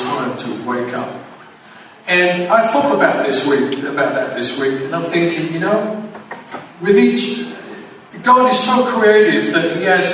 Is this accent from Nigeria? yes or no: no; London, United Kingdom; moved away; also born or lived in Van Nuys, California; I grew up in England, as you most probably tell by the accent, that's where it comes from.